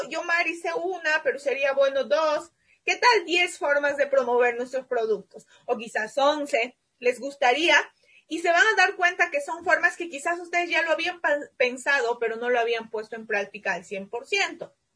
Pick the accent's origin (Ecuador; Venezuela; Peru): Peru; mi país